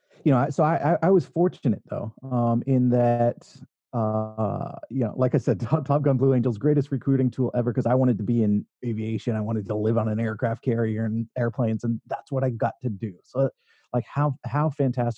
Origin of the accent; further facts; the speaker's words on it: Northern California, United States; I was raised in Northern California here in the U.S.